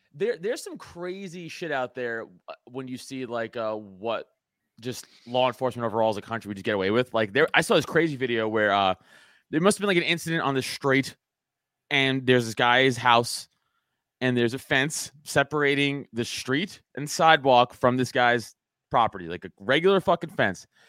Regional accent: New York City, New York, United States; I growing up in Staten Island, it's, it's a conservative borough

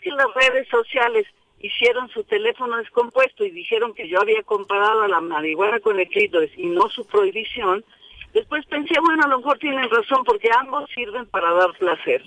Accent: Mexico City, Mexico; Yo nací en la Ciudad de México.

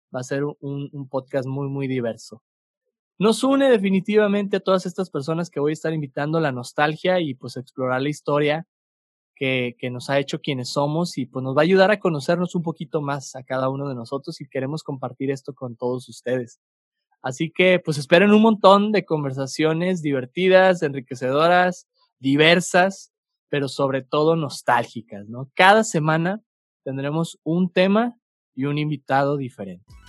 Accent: Torreón, Coahuila, Mexico; now in Santa Catarina, Mexico; aunque soy originario de Torreón, Coahuila, este, mi familia es originaria de acá, de, de Monterrey, Nuevo León regio de sangre, pero lagunero de, corazón y, de, crecimiento

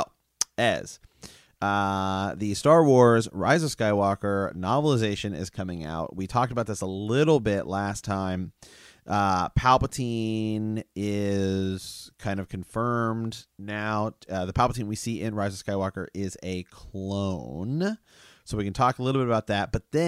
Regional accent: Ohio, United States; We're from Ohio. Ohio's got some backwoods.

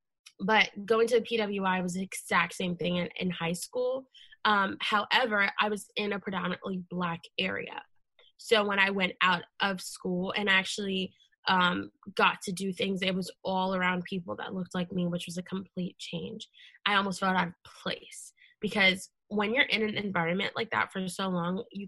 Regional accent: Leesburg, Virginia, United States; I grew up in Loudoun County in Leesburg

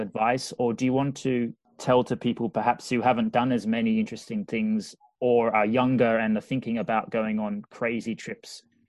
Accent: Australia; I come from Australia.

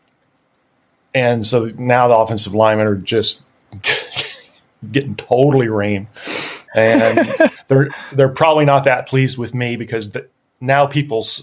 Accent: Texas, United States; moved away as an adult; I was from Texas. I was the only Texan on the squad

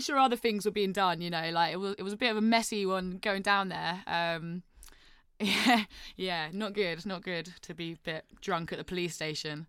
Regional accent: St Neots, East of England, United Kingdom; I'm from a place called Saint Neots

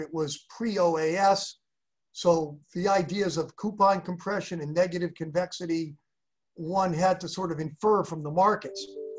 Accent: Ellington, Connecticut, United States; moved away as an adult; also born or lived in Worcester, Massachusetts; So I was born in Worcester, Mass. And when I was young, our family moved to a town called Ellington, Connecticut

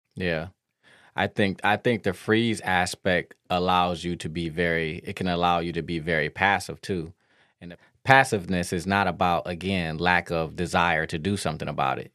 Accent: Detroit, Michigan, United States; I grew up in Detroit

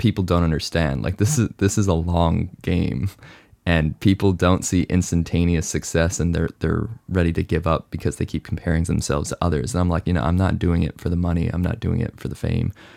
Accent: Hong Kong; moved away; also born or lived in Canada / United States / mainland China; I was born in Canada, raised in Hong Kong, lived in the U S for seven years.

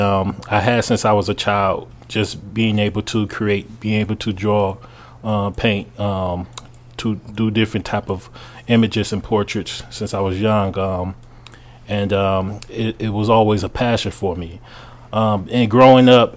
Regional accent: Cleveland, Ohio, United States; we was raised up in Cleveland, but we always went to Akron, Ohio

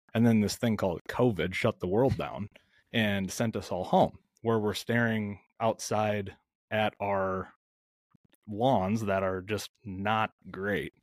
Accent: outside of the Twin Cities in Minnesota, United States; I am smack dab in the heart of the Midwest, uh, outside of the Twin Cities in Minnesota

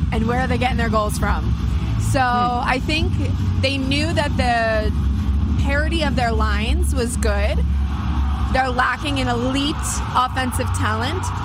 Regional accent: United States; You're okay with that, though? I'm American.

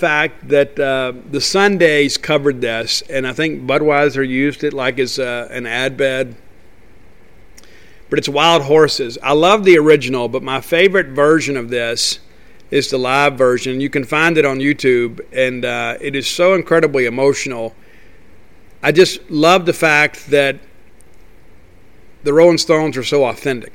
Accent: Columbia, Mississippi, United States; in my hometown of Columbia

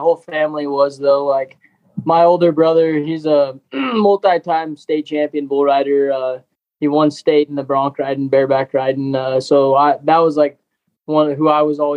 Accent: Prescott, Arizona, United States; also born or lived in Chino Valley, Arizona; I grew up in Prescott, Arizona

